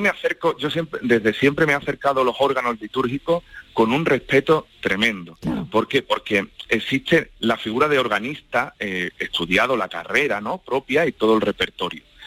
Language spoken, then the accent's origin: Spanish; La Puebla del Río, Andalusia, Spain; patrona de mi pueblo, de la Puebla del Río